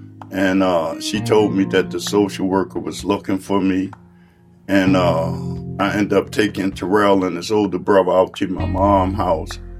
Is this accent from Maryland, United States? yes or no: yes; Baltimore, Maryland, United States; I grew up in East Baltimore